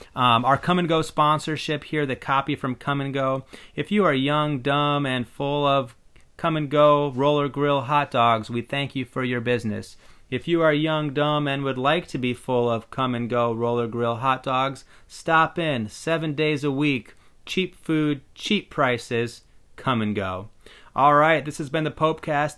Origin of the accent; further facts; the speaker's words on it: Iowa, United States; I'm a white guy who was born and raised in Iowa